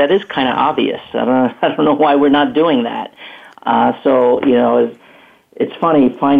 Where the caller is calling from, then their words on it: Hollywood, Florida, United States; So I'm calling from South Florida in what I call the real Hollywood. It's Hollywood